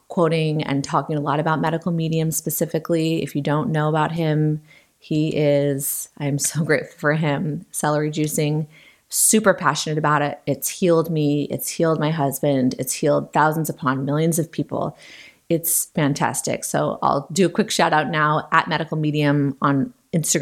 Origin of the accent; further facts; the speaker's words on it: Western Washington, United States; I grew up in Western Washington. I've lived here my whole life